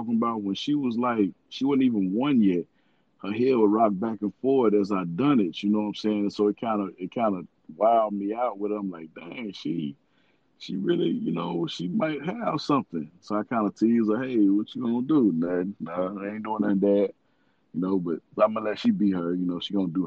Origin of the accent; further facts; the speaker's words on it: Little Rock, Arkansas, United States; I'm from Little Rock, Arkansas, man. You know, we had that rep coming up as Banging in the Rock